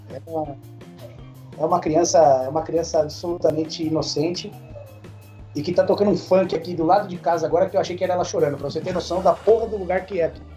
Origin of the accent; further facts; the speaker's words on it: Brazil; a gente é, brasileiro